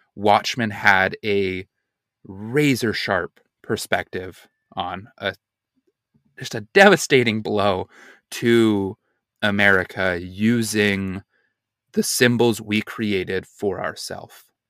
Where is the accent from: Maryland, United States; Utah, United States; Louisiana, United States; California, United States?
Utah, United States; I'm from Utah